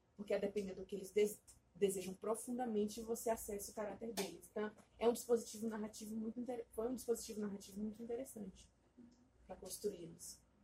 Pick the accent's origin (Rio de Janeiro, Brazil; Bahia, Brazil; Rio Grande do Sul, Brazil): Bahia, Brazil; now in São Paulo, Brazil; Eu sou baiana, né? Não sei se vocês sabem, eu moro aqui, mas eu, eu não sou daqui, eu sou baiana. Então eu cresci no meio dessa, dessa maluquice toda